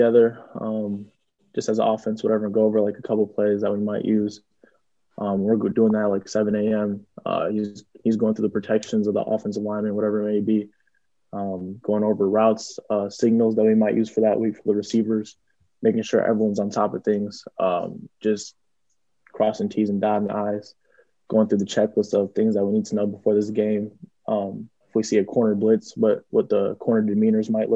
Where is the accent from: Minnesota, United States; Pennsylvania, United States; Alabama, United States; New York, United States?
Minnesota, United States; Twin Cities; the Twin Cities. Where I'm from, about 20 minutes from where I'm from